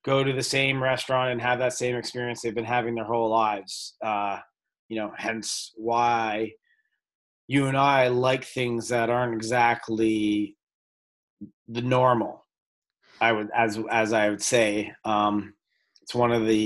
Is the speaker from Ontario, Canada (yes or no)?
yes; Toronto, Ontario, Canada; moved away as an adult; now in Los Angeles, United States; I grew up in Toronto, Canada